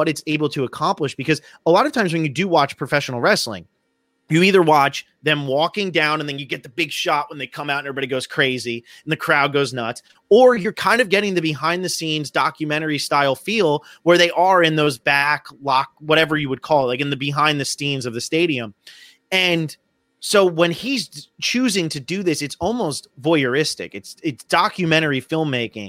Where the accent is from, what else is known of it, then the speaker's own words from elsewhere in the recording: southern New Jersey, United States; I grew up in New Jersey